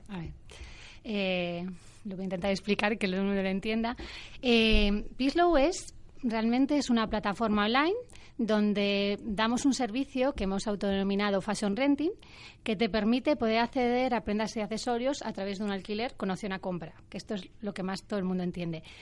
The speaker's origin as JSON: {"language": "Spanish", "town": "A Coruña", "region": "Galicia", "country": "Spain", "tie": "born or raised there", "said": "yo he vivido desde muy pequeña también con Inditex, yo soy de Coruña"}